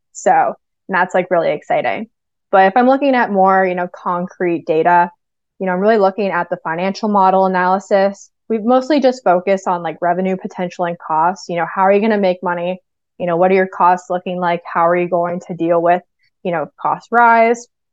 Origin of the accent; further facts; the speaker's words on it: New Hampshire, United States; I'm from New Hampshire